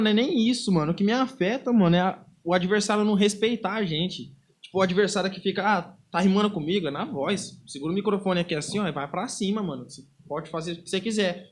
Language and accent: Portuguese; Londrina, Paraná, Brazil; na Zona Leste, que é da onde que eu venho, eu sou cria do Antares.